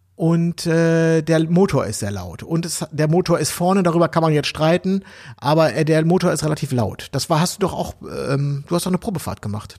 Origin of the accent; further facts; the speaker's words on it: Berlin, Germany; wir als Berliner